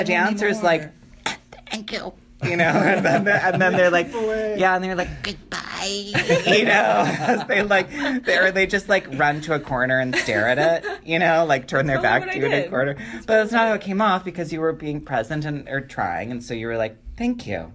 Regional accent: Prairie du Sac, Wisconsin, United States; moved away; also born or lived in Madison, Wisconsin; I grew up in Prairie du Sac.

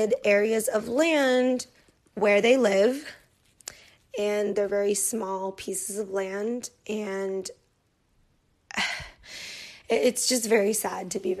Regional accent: United States; as an American

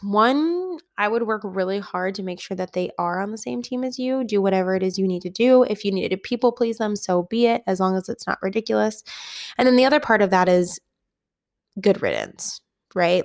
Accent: Midwest, United States; moved away as an adult; I grew up in the Midwest, and then I moved to the West.

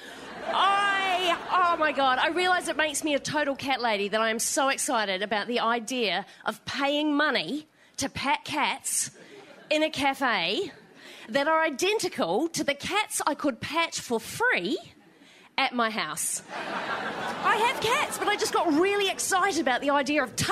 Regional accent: New Zealand; now in Australia; I am a New Zealander, but I live in Australia

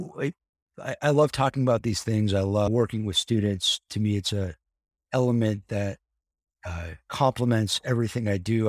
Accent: Encino, California, United States; I grew up very close to the Jackson compound

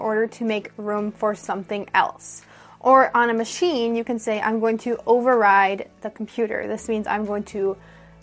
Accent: United States; I'm an American English teacher

